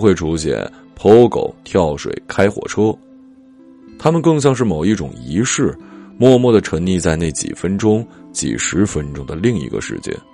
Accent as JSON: {"language": "Chinese", "area": "Changbai Mountain", "region": "Jilin", "country": "China", "tie": "born or raised there", "said": "在我的老家长白山"}